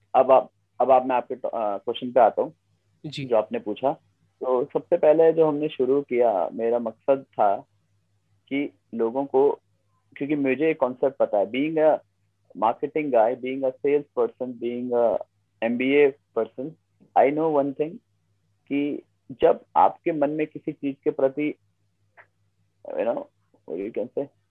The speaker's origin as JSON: {"language": "Hindi", "area": "Garhwal", "region": "Uttarakhand", "country": "India", "also_born_or_lived": "Dehradun", "accent": "Garhwali", "said": "जब मैं देहरादून भी आया कि जब लोग मैं नया नया आया था तो मेरे गढ़वाली टोन आते थे मेरे बोलने में शायद अभी भी आती है"}